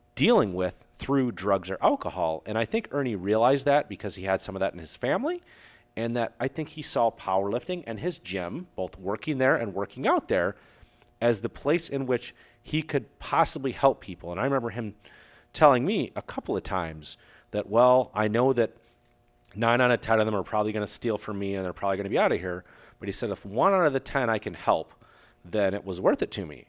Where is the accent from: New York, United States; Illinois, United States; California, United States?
Illinois, United States; Aurora; I grew up in Aurora, Illinois, the same city that there was Fran's gym